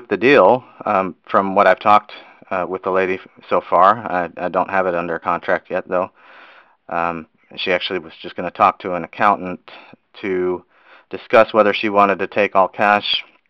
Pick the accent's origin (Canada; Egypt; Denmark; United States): United States; Houston, Texas; From Houston, Texas.